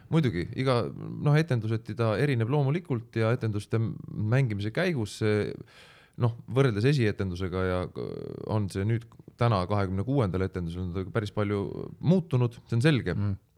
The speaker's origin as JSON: {"language": "Estonian", "town": "Pärnu", "region": "Pärnu County", "country": "Estonia", "said": "ma olen pärnakas"}